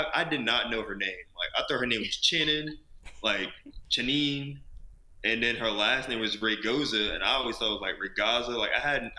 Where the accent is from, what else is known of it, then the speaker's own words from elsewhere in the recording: Glassboro, New Jersey, United States; moved away; I'm from Glasgow, New Jersey, small town in New Jersey. I'm about 25 minutes from Philly